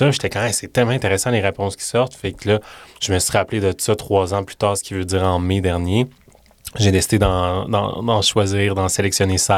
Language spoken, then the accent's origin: French; Quebec City, Quebec, Canada; Ah, je viens de Québec.